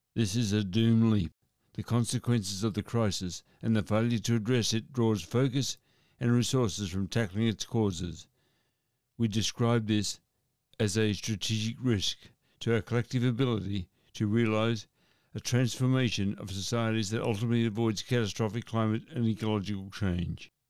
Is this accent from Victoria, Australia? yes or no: yes; Shepparton, Victoria, Australia; a story from my hometown. The headline for the story in the Shepparton News